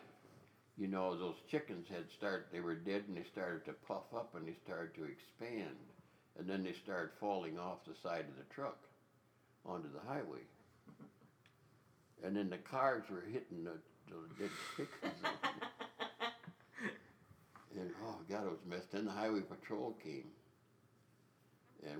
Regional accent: Elm Creek, Wolf Creek country, South Dakota, United States; I grew up down in Elm Creek, Wolf Creek countries where I grew up

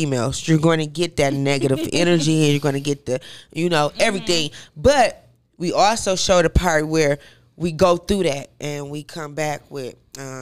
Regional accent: Flint, Michigan, United States; also born or lived in Detroit, Michigan; I was born in Detroit, just raised in Flint

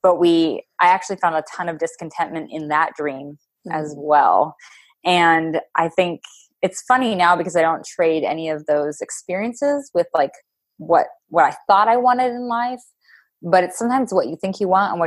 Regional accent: Pennsylvania, United States; moved away as an adult; now in Wisconsin, United States; I'm not even from Wisconsin. We live here now. I'm from Pennsylvania

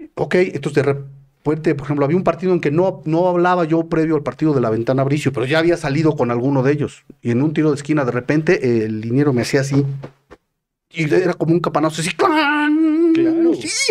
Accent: Mexico; yo como mexicano.

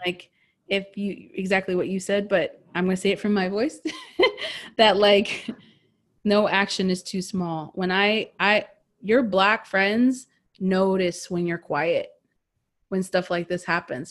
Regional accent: United States; we grew up in America

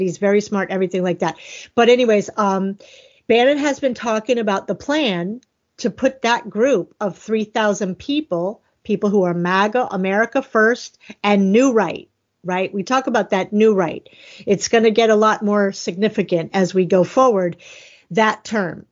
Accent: Miami, Florida, United States; I'm from Miami.

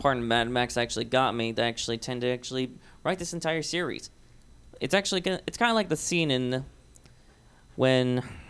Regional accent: Hermosillo, Sonora, Mexico; moved away; Well, I'm actually from Sonora, Hermosillo.

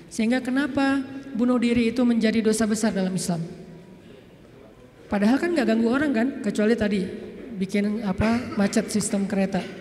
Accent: Aceh, Indonesia; Kayak kita misalnya saya nih, orang Aceh, ketika saya berada di Sunda, di mana bumi dipijak, di situ langit dijunjung.

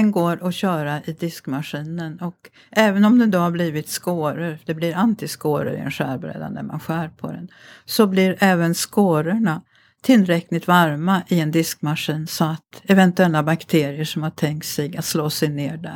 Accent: Mariestad, Västra Götaland, Sweden; moved away; also born or lived in Grythyttan; jag kommer ju från Mariestad som ligger i Västergötland

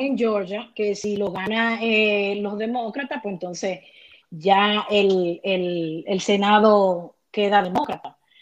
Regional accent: Dominican Republic; en buen dominicano

